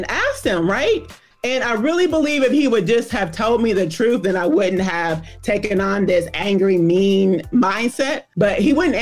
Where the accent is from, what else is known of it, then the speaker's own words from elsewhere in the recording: Louisville, Kentucky, United States; I am from Louisville, Kentucky, like you said, home of the Kentucky Derby. And it all began, I'm not ashamed of my age, 1970